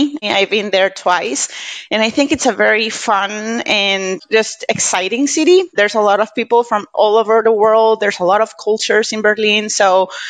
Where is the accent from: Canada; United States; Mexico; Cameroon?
Mexico; Monterrey, Nuevo León; first language Spanish; English is a second language; I'm Mexican. I was born and raised in Monterrey, Mexico, with my mom and my family and everything